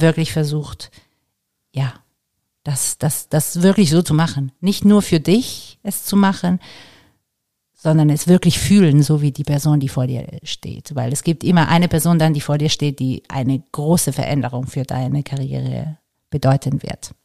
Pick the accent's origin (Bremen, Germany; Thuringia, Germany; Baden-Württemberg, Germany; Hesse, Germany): Baden-Württemberg, Germany; Karlsruhe; born or raised there; also born or lived in Varese, Italy